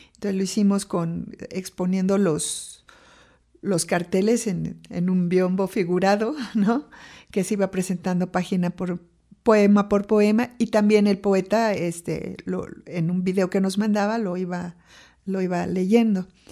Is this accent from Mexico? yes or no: yes; Mexico City, Mexico; yo nací en la Ciudad de México y fui la mayor y la única mujer de cuatro hermanos